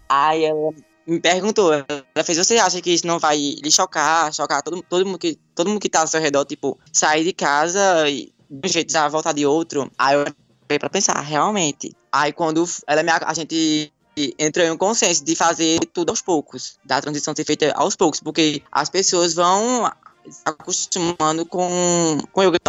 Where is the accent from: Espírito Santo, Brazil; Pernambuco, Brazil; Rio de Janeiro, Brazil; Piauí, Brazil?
Pernambuco, Brazil; Surubim; Eu nasci e me criei aqui em Surubim mesmo